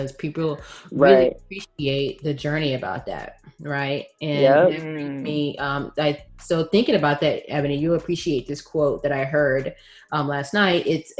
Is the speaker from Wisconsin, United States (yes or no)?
no; Texas, United States; now in Bay Area, United States; being a Texan